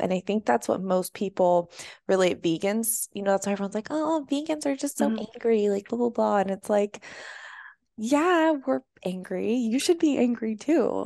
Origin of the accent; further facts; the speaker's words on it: Boulder, Colorado, United States; also born or lived in San Francisco; now in San Diego, United States; I'm from Boulder, Colorado.